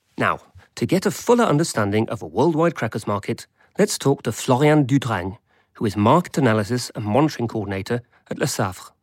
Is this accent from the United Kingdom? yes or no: yes; England, United Kingdom; I grew up in England